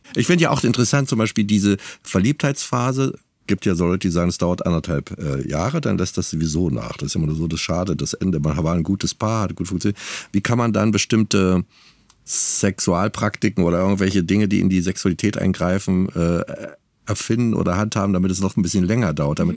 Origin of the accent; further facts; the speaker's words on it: East Germany, Germany; Ich komme aus dem Osten